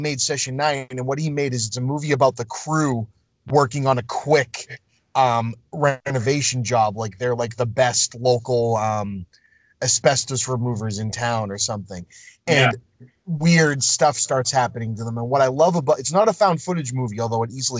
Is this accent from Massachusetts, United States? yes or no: yes; Lynn, Massachusetts, United States; I grew up in Lynn. Danvers is a couple towns over.